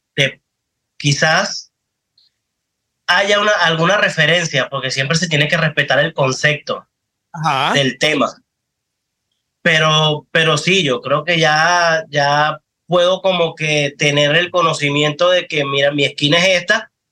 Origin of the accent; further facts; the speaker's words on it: Los Teques, Miranda, Venezuela; also born or lived in Caracas; Yo soy de Los Teques. Yo nací en Caracas, pero me crié en Los Teques